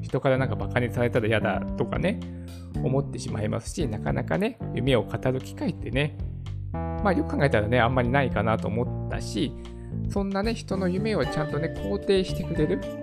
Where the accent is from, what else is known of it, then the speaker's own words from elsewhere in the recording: Japan; やっぱこの日本にね、生まれたからだと思うんですよ